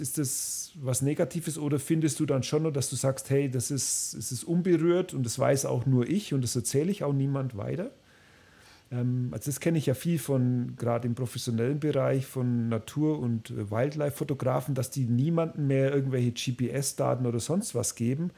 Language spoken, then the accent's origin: German; Bavaria, Germany; ich als Bayer